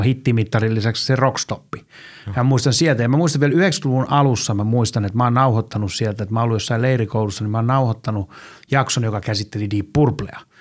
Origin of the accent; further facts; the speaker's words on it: Helsinki, Uusimaa, Finland; mä oon Helsingistä – tässä pitää olla tarkkana. Mä aina sanon, että mä oon Malmilta, mutta mun äiti aina valittaa, koska mä asuttiin lapsena Tapanilan puolella